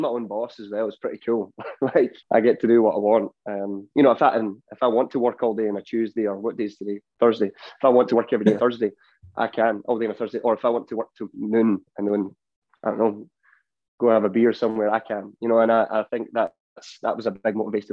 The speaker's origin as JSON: {"language": "English", "town": "Ayr", "region": "Scotland", "country": "United Kingdom", "tie": "born or raised there", "moved": "yes", "lives_now": "Nashville, United States", "said": "I grew up in Ayr, so I've always had like the beach around me"}